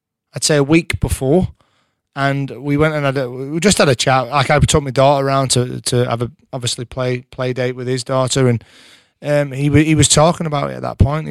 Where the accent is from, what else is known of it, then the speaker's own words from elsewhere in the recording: England, United Kingdom; I'm English